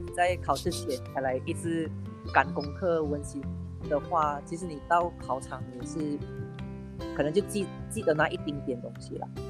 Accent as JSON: {"language": "Chinese", "town": "George Town", "region": "Penang", "country": "Malaysia", "also_born_or_lived": "southern Malaysia", "moved": "as an adult", "lives_now": "southern Peninsular Malaysia, Malaysia", "said": "我本身是冰城人，然后现在我是在香港工作"}